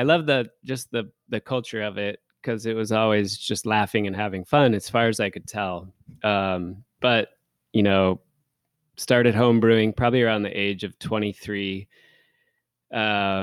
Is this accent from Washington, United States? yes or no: yes; Renton, Washington, United States; So I grew up on the border between Bellevue and Renton.